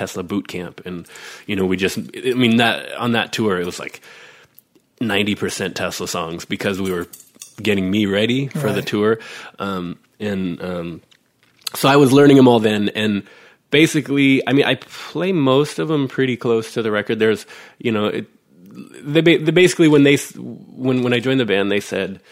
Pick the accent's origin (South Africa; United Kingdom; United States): United States; Shoreline Amphitheatre, California; the Shoreline Amphitheater, which is, you know, like 15,000 people. And it's my hometown